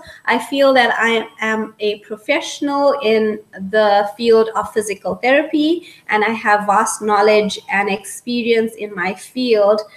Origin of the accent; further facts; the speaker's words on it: South Africa; moved away as an adult; now in Lloydminster, Canada; I was born in Africa and spent most of my childhood and youth growing up in Africa